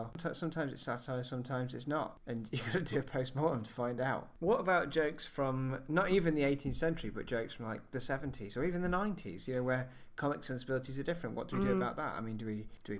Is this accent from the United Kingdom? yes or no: yes; United Kingdom; as British viewers